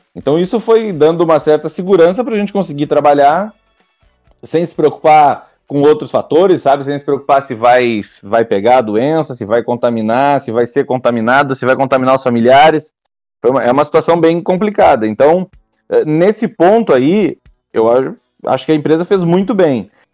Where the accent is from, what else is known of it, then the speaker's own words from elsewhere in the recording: Rio Grande, Rio Grande do Sul, Brazil; also born or lived in Italy; eu sou de Rio Grande, né? No, do, no sul do estado